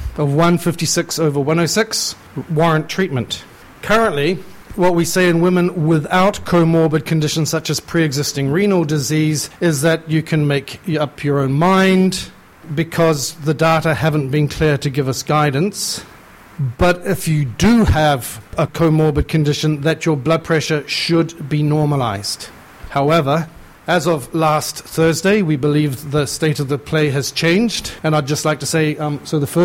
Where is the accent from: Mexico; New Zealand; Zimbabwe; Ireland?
New Zealand; moved away as an adult; also born or lived in United Kingdom; now in Canada; I'm originally a Kiwi and I spent most of my time training in the UK, so I don't really know where I'm from anymore.